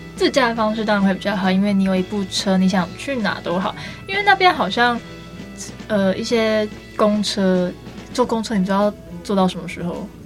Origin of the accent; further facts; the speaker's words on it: Taiwan; 我们身为台湾人